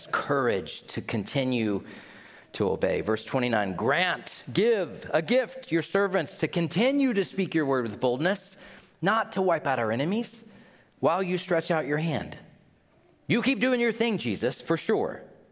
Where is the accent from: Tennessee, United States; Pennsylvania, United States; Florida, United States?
Tennessee, United States; I grew up in Tennessee